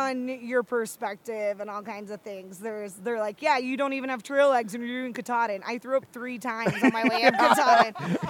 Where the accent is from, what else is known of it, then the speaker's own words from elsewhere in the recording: Georgia, United States; So I'm from Georgia, and I grew up, like, suction hiking here.